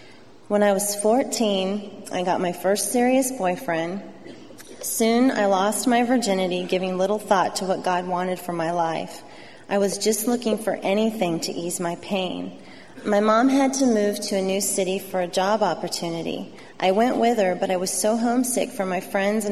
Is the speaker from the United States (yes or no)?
yes; Southern California, United States; I grew up here in Southern California